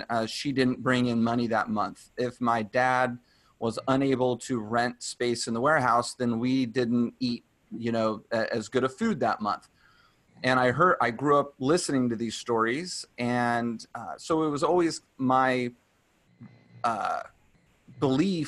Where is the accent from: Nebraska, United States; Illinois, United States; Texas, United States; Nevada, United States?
Texas, United States; Dallas; now in California, United States; I'm from Dallas